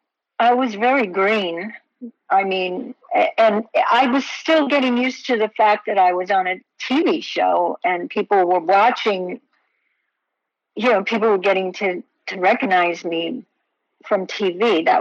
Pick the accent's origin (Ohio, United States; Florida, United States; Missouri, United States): Florida, United States; Homestead; moved away as an adult; also born or lived in Dallas / New York; I grew up in Homestead, Florida